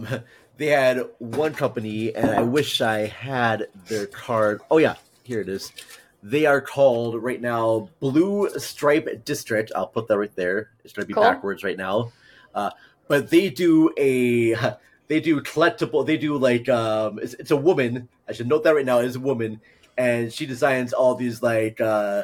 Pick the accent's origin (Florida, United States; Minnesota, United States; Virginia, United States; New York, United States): Minnesota, United States; In my head, I'm trying to do a Minnesota accent, but it's not like, good night, governor. I'm from Minnesota.